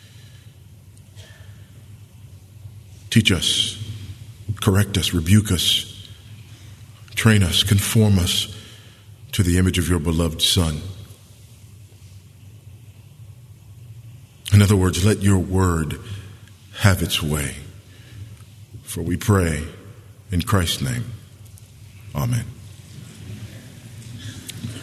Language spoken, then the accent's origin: English; Los Angeles, California, United States; moved away as an adult; also born or lived in Texas; I was born and raised right here in Los Angeles